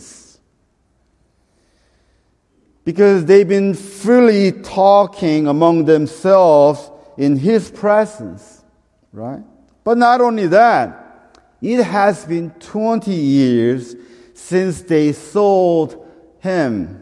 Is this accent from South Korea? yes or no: yes; South Korea; moved away; I'm from Korea. I'm Korean.